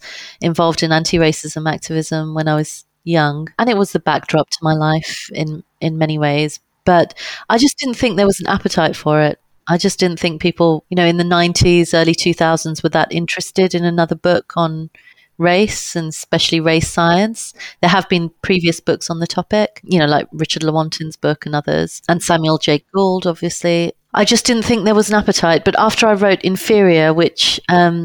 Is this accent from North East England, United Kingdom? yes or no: no; London, United Kingdom; I was born in London and I've grown up here, London, England